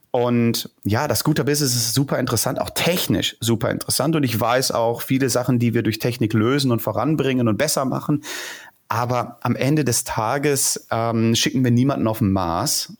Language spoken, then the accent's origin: German; Ruhr area, North Rhine-Westphalia, Germany; moved away as an adult; now in Berlin, Germany; geboren im Ruhrgebiet